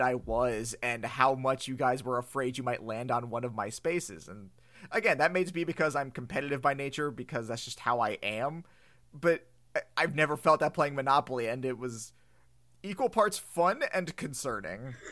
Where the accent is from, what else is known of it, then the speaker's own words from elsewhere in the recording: United States; I'm an American